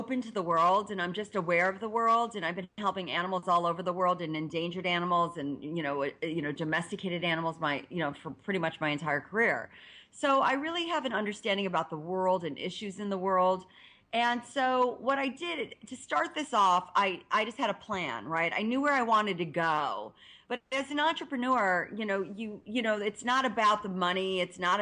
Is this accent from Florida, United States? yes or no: no; Ohio, United States; I'm from Ohio